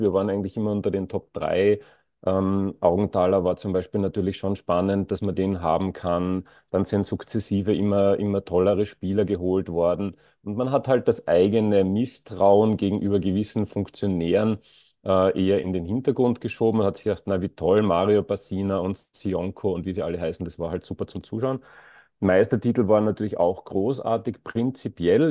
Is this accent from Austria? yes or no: yes; Graz, Styria, Austria; ich bin in der Nähe von der Korösi-Straße aufgewachsen